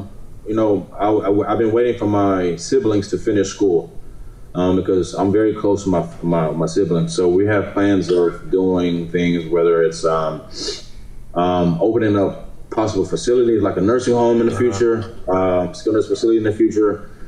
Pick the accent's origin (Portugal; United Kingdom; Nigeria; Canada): Nigeria; because I'm from Nigeria. So I'm planning on doing things with my parents in Nigeria